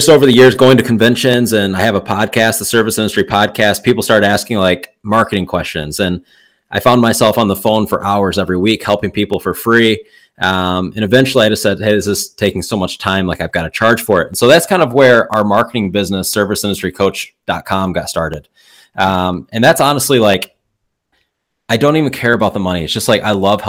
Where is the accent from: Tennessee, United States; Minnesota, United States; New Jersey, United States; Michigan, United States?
Michigan, United States; I'm from Michigan.